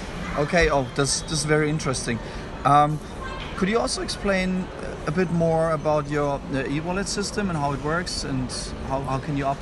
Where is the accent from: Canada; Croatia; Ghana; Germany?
Germany; as you know, I'm from Germany, so European lawyer, German lawyer.